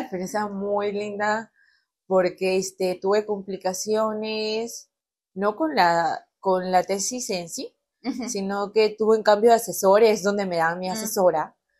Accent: Peru; moved away as an adult; now in Mexico

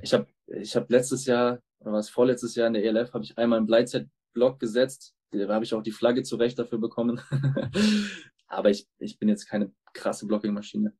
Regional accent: Munich, Bavaria, Germany; die Franchise meiner Heimatstadt mit aufzubauen

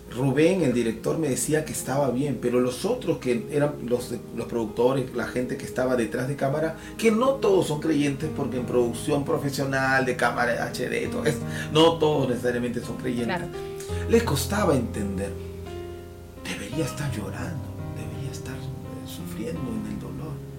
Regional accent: Peru; nuestro Perú

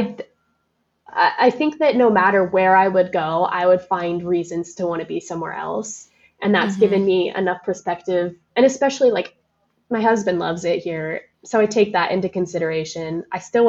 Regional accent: Neely, Nebraska, United States; now in Lincoln, United States; growing up in Neely was just like strife. And you know, there's like, I had no friends until I moved to Lincoln

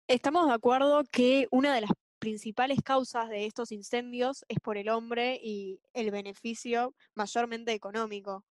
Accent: Argentina; también soy argentina

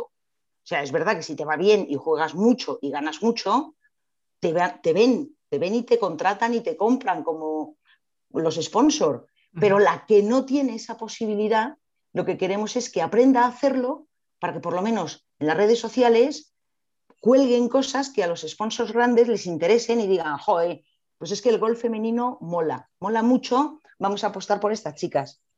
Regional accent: Madrid, Community of Madrid, Spain; Soy madrileña

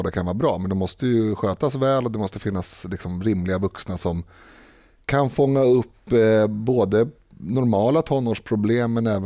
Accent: Stockholm, Stockholm County, Sweden; born or raised there

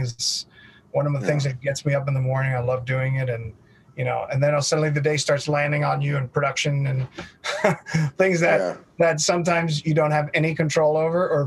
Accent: United States; I am U.S. born and bred and basically considered completely a U.S. citizen

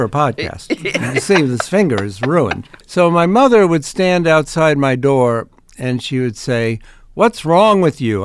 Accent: Ohio, United States; moved away; I grew up in Ohio

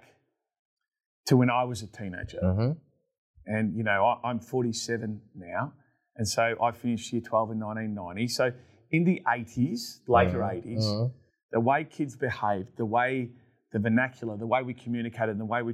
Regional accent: Melbourne, Victoria, Australia; growing up in Melbourne

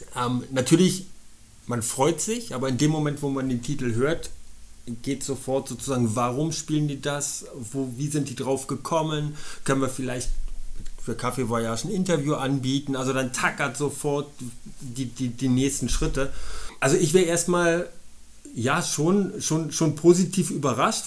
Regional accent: Berlin, Germany; moved away as an adult; now in Munich, Germany; ich bin in Berlin geboren, habe da 31 Jahre gelebt

